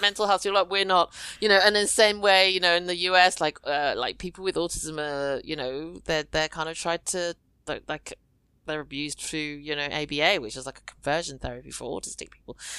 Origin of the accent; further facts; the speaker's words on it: United Kingdom; I'm British Chinese